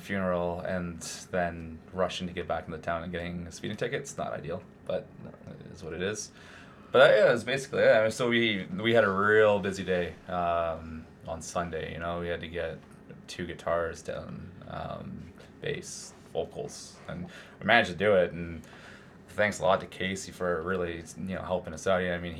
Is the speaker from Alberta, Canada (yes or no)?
no; Toronto, Ontario, Canada; also born or lived in Vancouver; Well, as a whole, I came from Toronto, and I've lived in Vancouver.